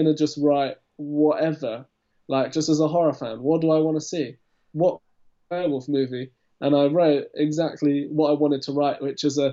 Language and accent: English; United Kingdom; I'm British